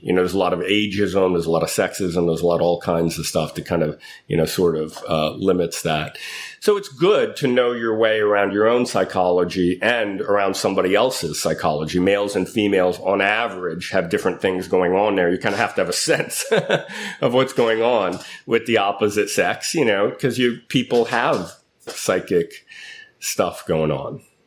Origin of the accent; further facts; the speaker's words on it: New York City, New York, United States; moved away as an adult; now in San Francisco, United States; I grew up in Manhattan in New York City